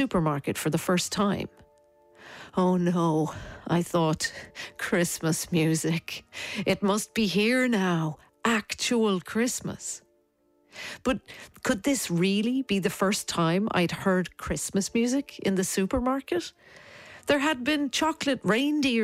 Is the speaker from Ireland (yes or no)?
yes; Dublin, Leinster, Ireland; Growing up in Dublin in the 1980s, you had your carols which you sang at school